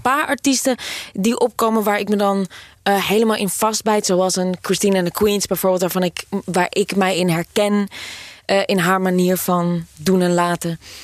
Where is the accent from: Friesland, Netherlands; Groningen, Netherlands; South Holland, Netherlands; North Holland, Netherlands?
North Holland, Netherlands; Amsterdam; ik kom uit Amsterdam.